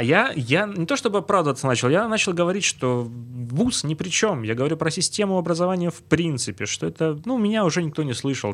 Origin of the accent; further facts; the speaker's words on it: Stavropol, Stavropol Krai, Russia; Из Ставрополя